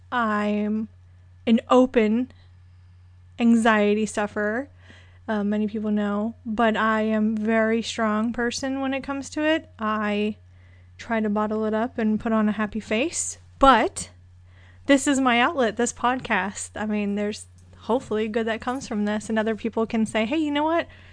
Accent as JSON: {"language": "English", "region": "Florida", "country": "United States", "moved": "yes", "said": "I'm originally from Florida. Um, my dad was military, so he landed there"}